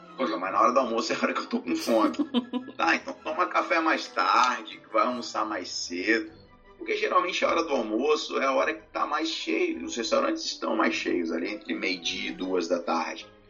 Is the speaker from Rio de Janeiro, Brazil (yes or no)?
yes; Rio de Janeiro, Brazil; sou do Rio